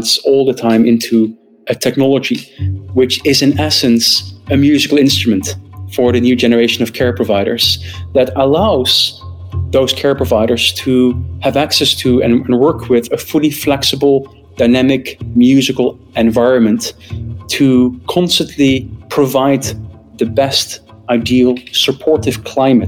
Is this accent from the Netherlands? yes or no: yes; northeast Netherlands, Netherlands; also born or lived in Groningen; Originally, I'm from Holland. I'm born and raised in the north east of the Netherlands